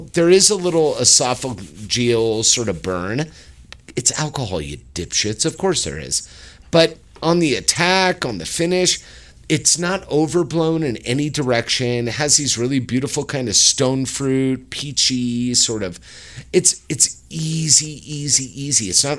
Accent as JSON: {"language": "English", "country": "Ireland", "said": "we're both Irish, so we can say this."}